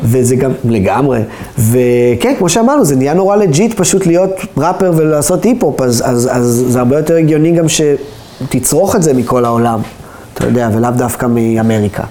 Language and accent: Hebrew; Israel